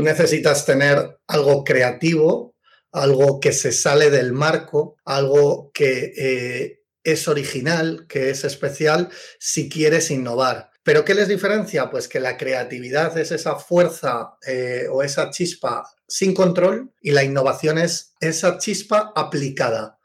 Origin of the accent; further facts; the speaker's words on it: Madrid, Community of Madrid, Spain; Yo soy de Madrid y estudié en el Instituto Europeo de Design una beca al mérito